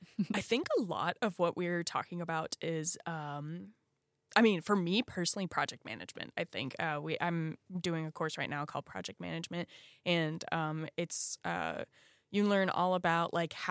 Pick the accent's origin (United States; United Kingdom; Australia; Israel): United States; Virginia; even in my home state of Virginia, it is hard to start a business.